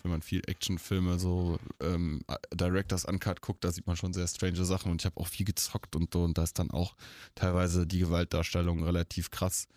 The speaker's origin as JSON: {"language": "German", "area": "Eifel, near Monschau", "region": "North Rhine-Westphalia", "country": "Germany", "tie": "born or raised there", "said": "ich bin ja in der Eifel aufgewachsen, in der Nähe von Monschau"}